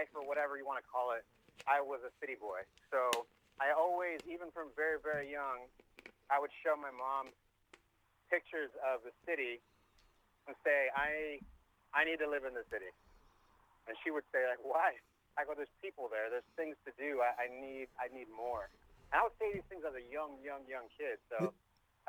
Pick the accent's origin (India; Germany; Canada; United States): United States; Hanna, Wyoming; moved away; also born or lived in Rawlins, Wyoming; I'm from Rawlins, Wyoming.